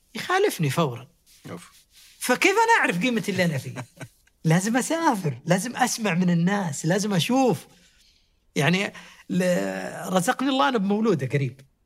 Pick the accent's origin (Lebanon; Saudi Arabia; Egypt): Saudi Arabia; إحنا من السعودية